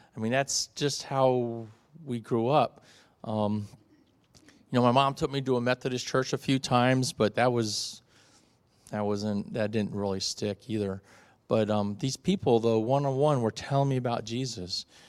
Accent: South Florida, United States; moved away; in my first twelve years of my life, I had the classic American life, uh, growing up in South Florida

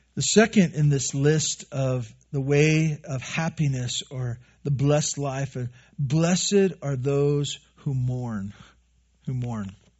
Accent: Santa Barbara, California, United States; moved away; I grew up in Santa Barbara on the, the bad side of the freeway

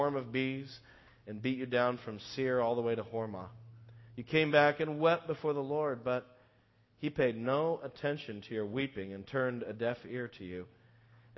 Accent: United States; as an American, knowing the history

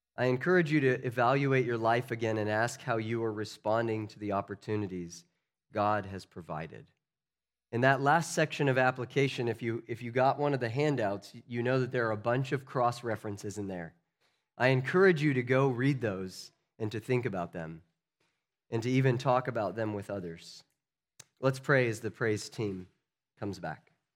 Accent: United States; As American citizens

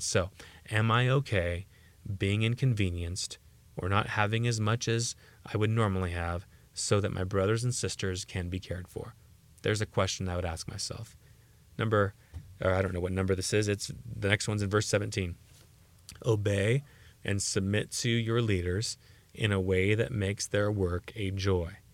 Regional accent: United States; as American Christians

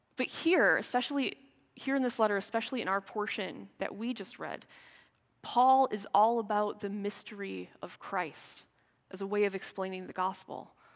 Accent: United States; moved away; As an American

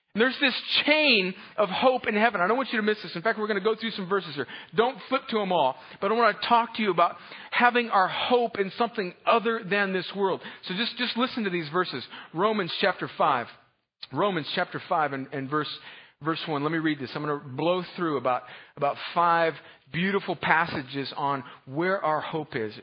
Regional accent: Southern California, United States; I'm from Southern California

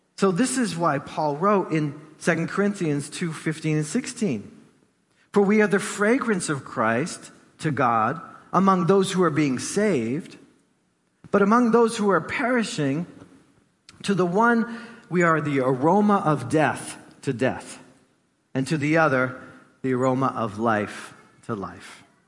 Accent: Gloucester, Massachusetts, United States; I grew up in East Gloucester, so you know the ocean was like right there outside my door

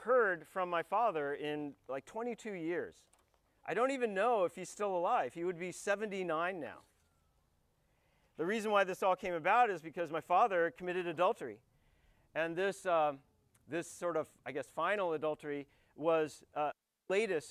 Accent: United States; I'm an American because my father, and actually separately my mother, both immigrated to the United States

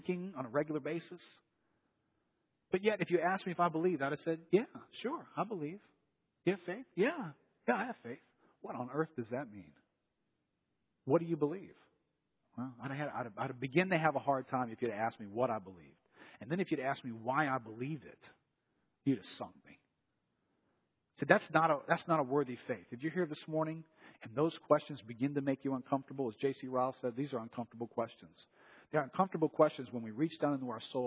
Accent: New Orleans, Louisiana, United States; we grew up here in New Orleans

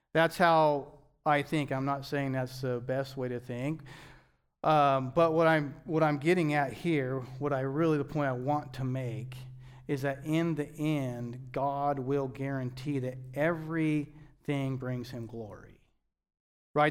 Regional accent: United States; as American Christians

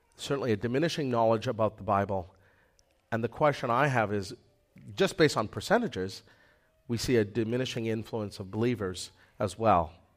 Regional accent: Manitoba, Canada; moved away; I came from Manitoba

